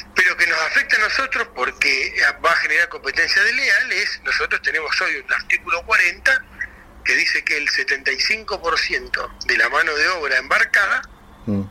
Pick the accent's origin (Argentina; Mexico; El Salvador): Argentina; como argentinos